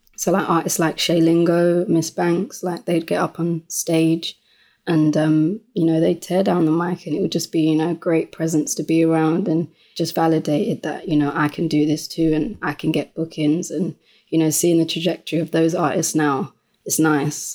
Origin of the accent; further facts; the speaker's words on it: London, United Kingdom; born and bred um, in Lewisham, which is within South London